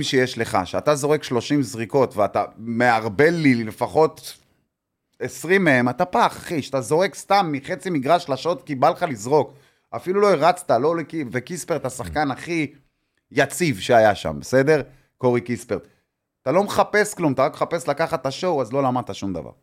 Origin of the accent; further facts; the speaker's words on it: Tel Aviv, Tel Aviv District, Israel; שאני אמנם נולדתי פה, להבדיל מכל החבר'ה האלה, אני נולדתי בתל אביב